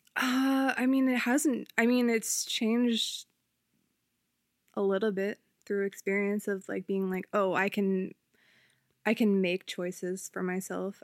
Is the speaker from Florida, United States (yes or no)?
no; Upper Darby, Pennsylvania, United States; I'm from Upper Darby